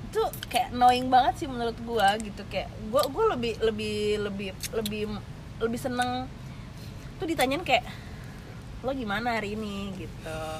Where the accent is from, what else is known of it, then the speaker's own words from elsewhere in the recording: Cimahi, West Java, Indonesia; born there; gue tuh lahir di Cimahi